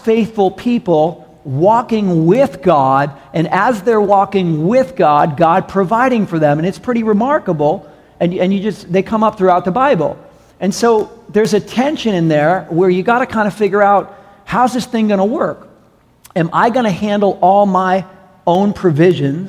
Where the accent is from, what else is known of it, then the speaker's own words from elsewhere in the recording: New York City, New York, United States; I was raised in New York City